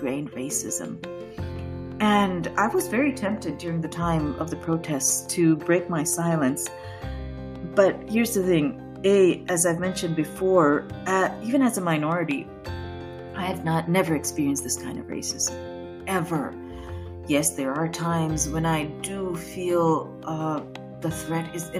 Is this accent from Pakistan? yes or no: yes; Pakistan; now in United States; I'm a Pakistani, I'm Muslim